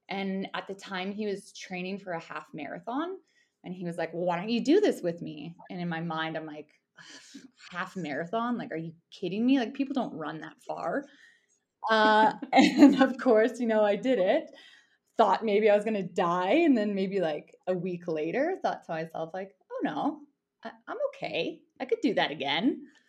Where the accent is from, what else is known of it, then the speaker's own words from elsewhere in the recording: Airdrie, Alberta, Canada; moved away as an adult; also born or lived in Canmore, Alberta / Bow Valley, Alberta; now in Yukon, Canada; Okay, so I mean, I grew up in Airdrie, Alberta, but my family's initially from the Bow Valley. So kind of roots in Harvey Heights and Exshaw. So I spent a ton of my childhood in Canmore with my grandparents